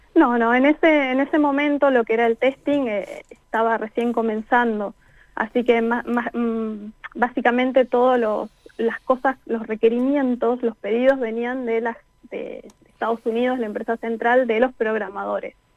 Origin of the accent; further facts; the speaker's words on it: Neuquén, Argentina; moved away as an adult; now in France; no nací en Neuquén, pero viví en Neuquén a partir de los dos años. Así que prácticamente toda la vida.